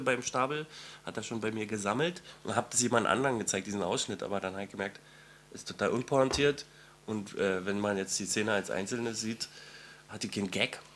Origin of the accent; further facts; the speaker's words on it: East Germany, Germany; ich bin selber ein Ossi